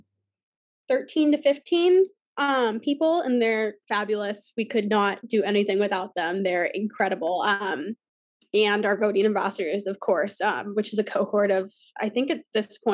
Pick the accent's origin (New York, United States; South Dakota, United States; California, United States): California, United States; Los Angeles; moved away as an adult; now in Chicago, United States; I'm originally from Los Angeles, California